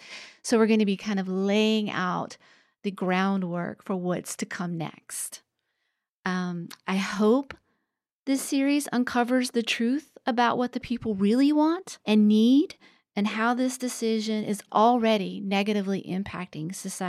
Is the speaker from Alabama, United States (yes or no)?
yes; Alabama, United States; Alabama, my home state